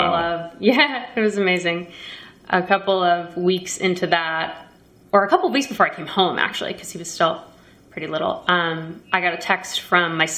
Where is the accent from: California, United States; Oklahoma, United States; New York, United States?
New York, United States; Roslyn; I grew up on Long Island, Roslyn